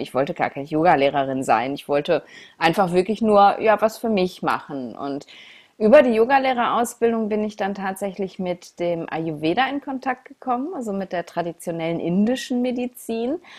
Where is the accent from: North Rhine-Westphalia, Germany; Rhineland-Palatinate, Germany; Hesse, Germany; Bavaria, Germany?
North Rhine-Westphalia, Germany; Essen; in meiner Heimatstadt in Essen